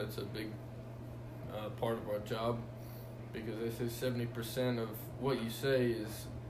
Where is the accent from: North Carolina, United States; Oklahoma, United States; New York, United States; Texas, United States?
North Carolina, United States; also born or lived in Jacksonville, Florida; North Carolina.